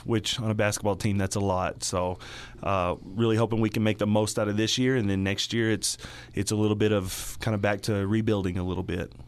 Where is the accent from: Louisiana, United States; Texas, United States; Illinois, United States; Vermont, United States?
Texas, United States; Dumas; also born or lived in Lubbock, Texas; now in Dalhart, United States; I'm from Dumas actually, so uh, you know, born and raised not too far from here